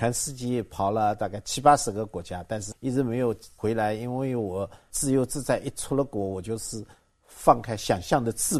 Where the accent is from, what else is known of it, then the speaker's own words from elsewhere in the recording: Zhuji, Zhejiang, China; moved away; also born or lived in New Zealand; 杭州人，那么我老家是诸暨人